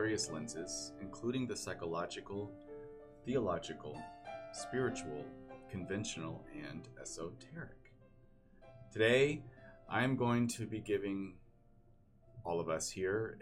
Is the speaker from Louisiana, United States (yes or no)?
no; Keller, Texas, United States; I grew up in Keller, Texas, which is outside of Dallas and Fort Worth.